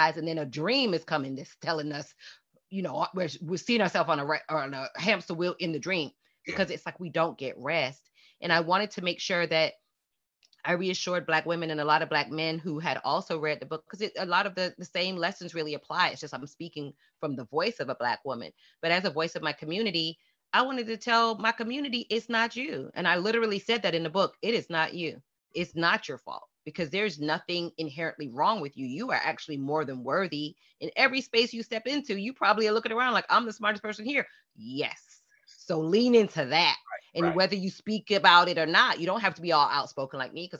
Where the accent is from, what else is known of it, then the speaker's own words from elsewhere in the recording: Fort Lauderdale, Florida, United States; I never felt any lack of self-worth growing up in Fort Lauderdale.